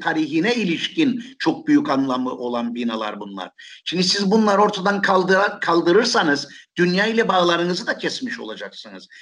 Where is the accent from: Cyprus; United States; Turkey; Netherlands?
Cyprus; Nicosia; Bir Lefkoşalı olarak, bir S P'den yıllarca belediye meclisi üyesi olarak çalıştım ben.